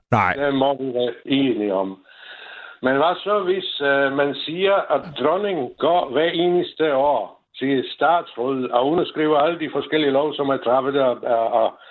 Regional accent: Moravia, Czechia; Danish is a second language; moved away as an adult; now in Denmark; jeg er født og opvokset i Tjekoslovakiet, så er jeg tjekoslovak, men jeg er født i den tjekkiske del af landet.

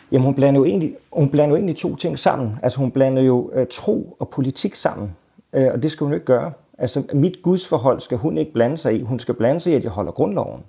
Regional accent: Denmark; jeg er en dansker

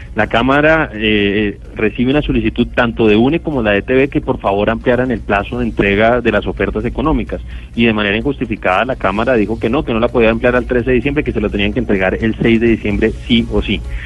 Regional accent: Colombia; como colombiano

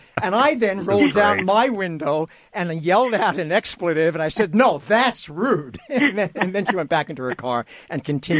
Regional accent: New York City, New York, United States; now in Los Angeles, United States; I'm from New York City, where people honk horns constantly. When I first moved out to L.A. a good number of years ago

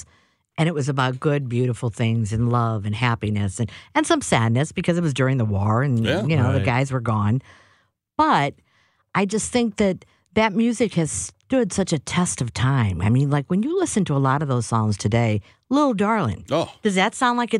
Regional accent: St. Louis, Missouri, United States; Uh-huh. Born and raised.

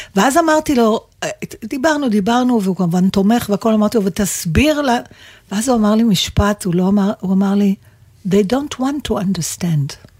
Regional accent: Israel; אני מישראל

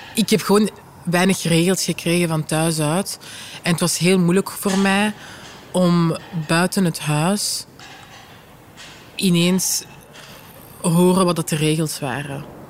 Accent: Vilvoorde, Flanders, Belgium; ik ben van Vilvoorde

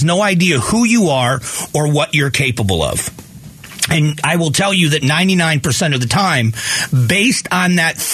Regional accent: Fort Myers, Florida, United States; my hometown where I grew up in Fort Myers, Florida

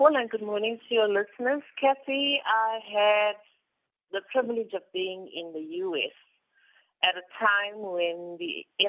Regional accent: South Africa; whilst I'm not saying that we as South Africans

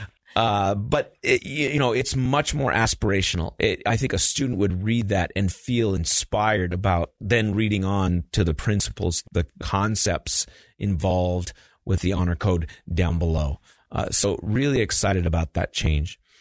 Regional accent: Albuquerque, New Mexico, United States; moved away as an adult; also born or lived in Logan, Utah / Provo, Utah / Taiwan; I grew up in Albuquerque, New Mexico

